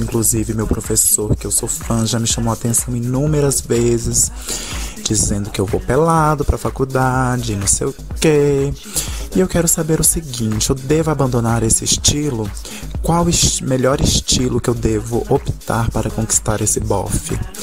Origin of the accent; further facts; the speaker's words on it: Goiânia, Goiás, Brazil; eu tenho 22 anos, sou de Goiânia